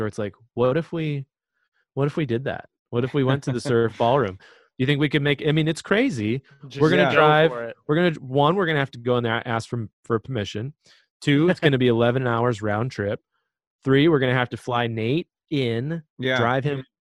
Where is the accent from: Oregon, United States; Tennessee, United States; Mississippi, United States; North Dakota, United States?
North Dakota, United States; Fargo; now in Kansas City, United States; my hometown of Fargo, North Dakota